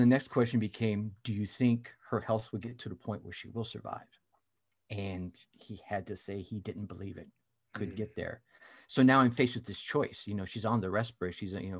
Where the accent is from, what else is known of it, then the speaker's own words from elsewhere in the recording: United States; So I grew up all over the United States.